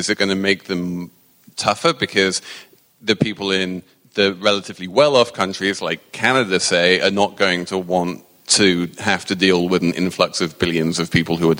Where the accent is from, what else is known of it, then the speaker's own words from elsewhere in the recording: New York, United States; As a New Yorker, I am completely down with this.